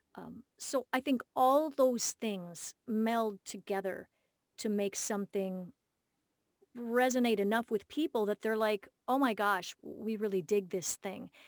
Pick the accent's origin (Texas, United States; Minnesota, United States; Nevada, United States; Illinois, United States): Minnesota, United States; Minneapolis; my hometown, Minneapolis